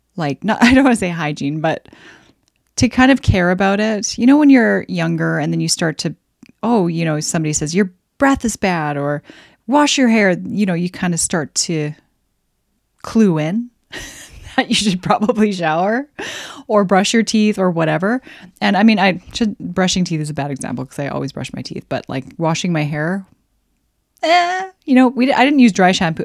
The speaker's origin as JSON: {"language": "English", "country": "Canada", "said": "I'm Canadian"}